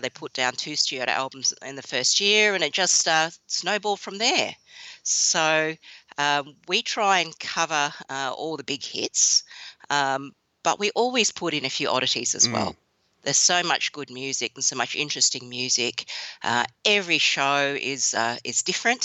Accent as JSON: {"language": "English", "region": "Western Australia", "country": "Australia", "tie": "born or raised there", "said": "I grew up in Western Australia in a Chinese Australian family, and even though my parents are quite Aussie and embrace the Aussie lifestyle"}